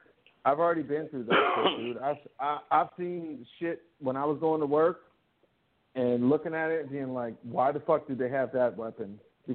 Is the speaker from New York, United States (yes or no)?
no; Virginia, United States; My whole thing is that I grew up in Virginia. That was like my stomping grounds.